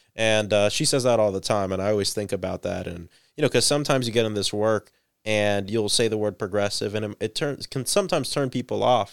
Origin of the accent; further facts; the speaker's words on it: Central Florida, United States; born and raised in Central